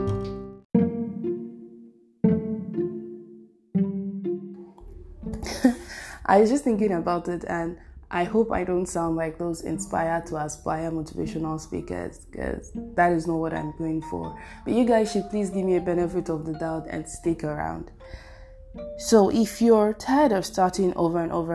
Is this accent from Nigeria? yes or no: yes; Nigeria; I'm Nigerian.